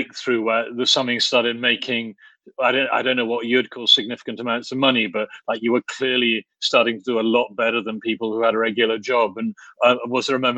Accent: Oxford, South East England, United Kingdom; when I was a boy growing up in Oxford

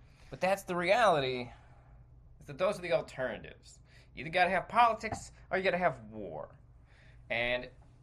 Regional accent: United States; I, as an American, have lived in a country that has seen its fair share of wars

